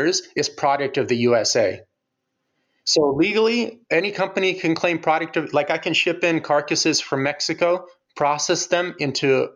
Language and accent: English; Ukraine; I'm from Ukraine